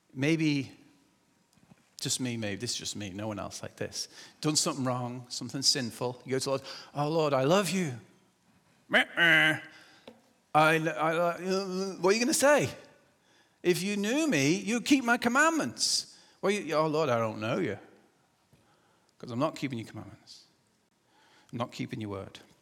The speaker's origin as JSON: {"language": "English", "region": "England", "country": "United Kingdom", "moved": "yes", "said": "I'm English"}